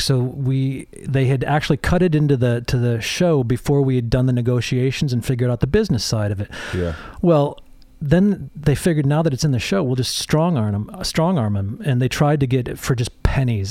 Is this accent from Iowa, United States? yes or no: no; Holland, Michigan, United States; also born or lived in England; I grew up in a, uh, a little town called Holland, Michigan